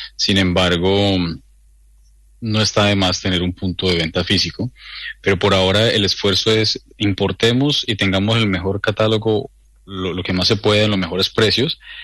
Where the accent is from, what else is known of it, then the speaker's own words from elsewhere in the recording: Colombia; now in New Zealand; yo soy de Colombia